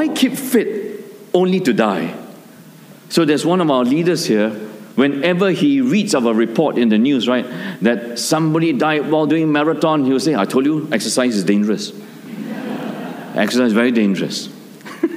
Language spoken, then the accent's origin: English; Malaysia; our small town where I grew up in Malaysia